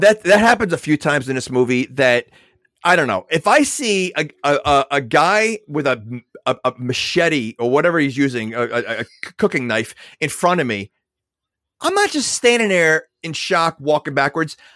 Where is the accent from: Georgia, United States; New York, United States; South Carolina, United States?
New York, United States; I'm from New York